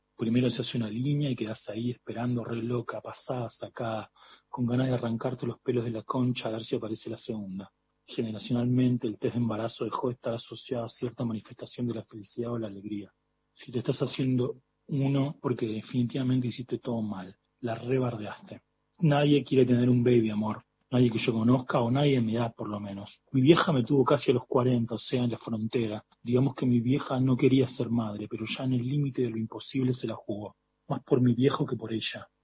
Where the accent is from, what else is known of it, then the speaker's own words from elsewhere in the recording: Córdoba, Argentina; now in Buenos Aires, Argentina; Yo me crié en Córdoba al lado de, eh, del río Suquía